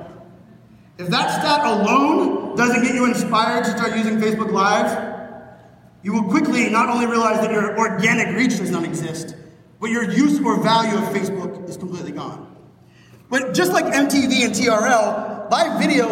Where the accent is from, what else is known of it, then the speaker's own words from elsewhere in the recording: Pittsburgh, Pennsylvania, United States; born and raised in Pittsburgh, Pennsylvania